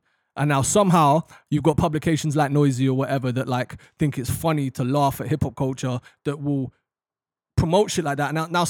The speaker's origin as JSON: {"language": "English", "region": "London", "country": "United Kingdom", "tie": "born or raised there", "said": "in London, that's pretty much what we grew up on."}